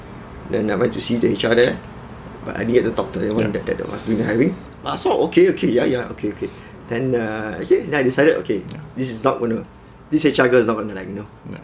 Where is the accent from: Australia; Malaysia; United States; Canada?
Malaysia; I'm Malaysian local